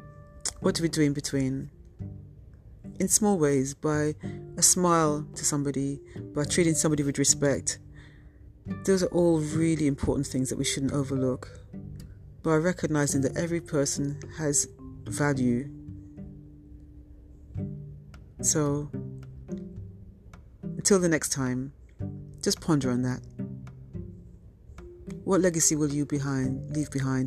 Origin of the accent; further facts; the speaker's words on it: United Kingdom; I'm of Jamaican heritage, but I was born and raised in the UK.